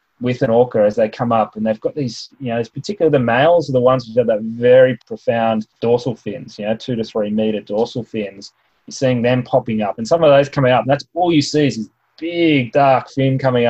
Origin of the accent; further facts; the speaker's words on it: Australia; They might not know I'm Australian, they might not speak my dialect